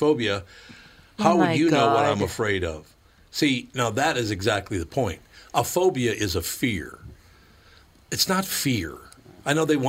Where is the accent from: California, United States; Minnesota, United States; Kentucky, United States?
Minnesota, United States; Minneapolis; when I was a kid growing up in North Minneapolis